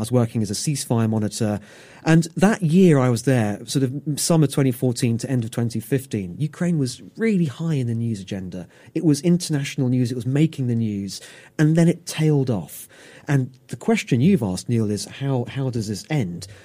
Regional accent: United Kingdom; as a Brit

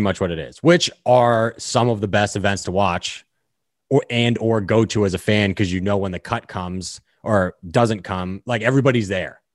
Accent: Hollis, New Hampshire, United States; I grew up in Hollis, New Hampshire.

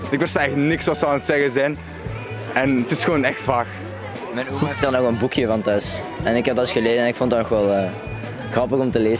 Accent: Leuven, Flemish Brabant, Belgium; accent: Leuvens; Ik spreek echt Leuvens. Ik ben geboren in Leuven. Mijn moeder is hier bevallen in Sint-Pieter. En ik ben echt een Leuven hier.

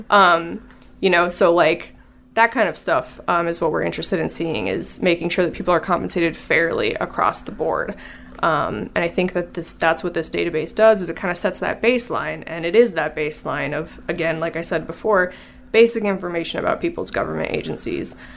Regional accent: Illinois, United States; I'm from Illinois

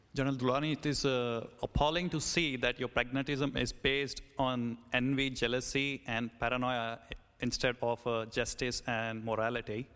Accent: United Kingdom; We're all British

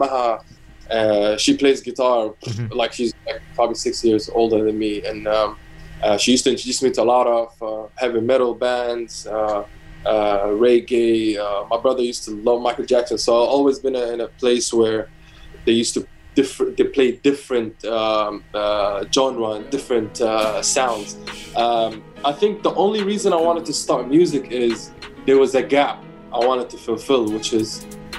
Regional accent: Abu Dhabi, United Arab Emirates; growing up in Abu Dhabi, I worked in the F1 in 2009 as an usher

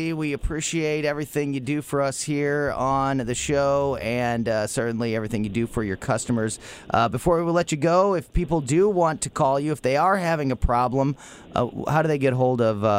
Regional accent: Florissant, Missouri, United States; the mayor of my hometown, Florissant, Missouri.

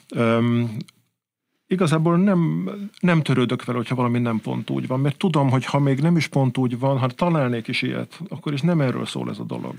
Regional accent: Budapest, Hungary; also born or lived in Balaton Uplands; én mégiscsak pesti gyerek vagyok

